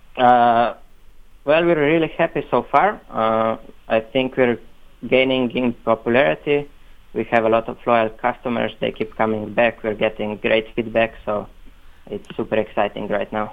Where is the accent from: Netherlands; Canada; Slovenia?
Slovenia; they're a group from actually from my hometown. It's a really small town